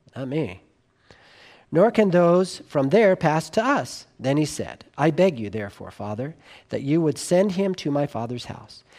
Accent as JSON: {"language": "English", "region": "Southern California", "country": "United States", "tie": "born or raised there", "said": "when I was, uh, growing up in Southern California"}